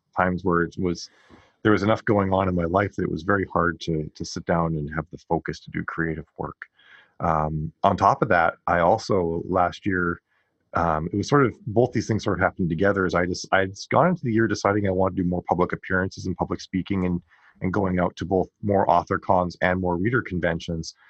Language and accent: English; Western Canada, Canada; I grew up in Ca-, Western Canada